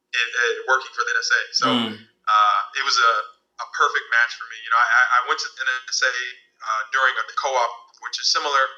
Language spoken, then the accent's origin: English; Maryland, United States; moved away as an adult; now in San Francisco, United States; so I let people know that I'm from the East Coast. I moved to San Francisco from Maryland, and I was in the DMV area for a while, you know, including college, so a good amount of time.